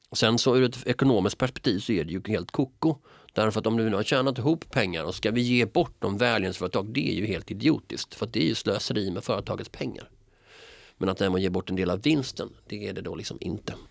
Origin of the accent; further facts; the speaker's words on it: Malmö, Skåne, Sweden; moved away; I mina hemtrakter, liksom, jag menar, så finns det också, jag menar, du har ju Rosengård